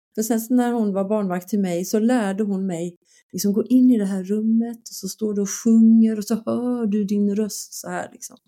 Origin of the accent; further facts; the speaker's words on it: Skåne, Sweden; jag är från Skåne